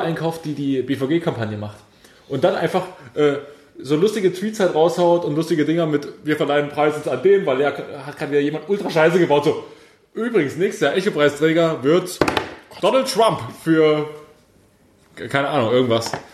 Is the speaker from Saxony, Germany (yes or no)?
yes; Pulsnitz, Saxony, Germany; moved away; in Pulsnitz, in meiner Heimatstadt